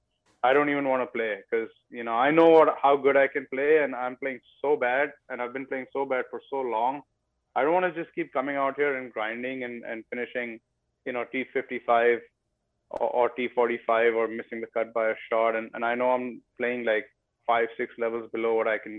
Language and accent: English; West Bengal, India; moved away as an adult; now in United States; I grew up in India learning in a very old school fashion